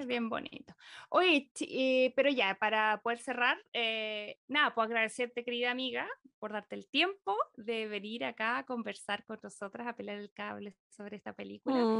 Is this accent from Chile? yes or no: yes; Chile; moved away as an adult; now in Los Angeles, United States; Yo me fui hace seis años de Chile